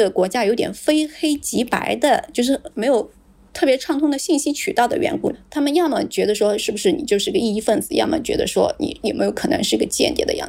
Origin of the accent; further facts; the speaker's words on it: China; 像我来自于中国，